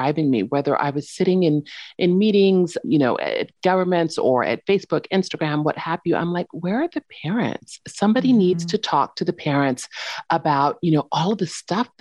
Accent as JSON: {"language": "English", "town": "San Diego", "region": "California", "country": "United States", "also_born_or_lived": "San Francisco", "moved": "as an adult", "lives_now": "Paris, France", "said": "I'm originally from San Diego"}